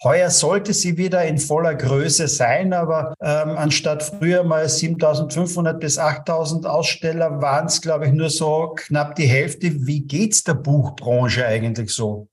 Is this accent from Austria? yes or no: yes; Austria; bei uns in Österreich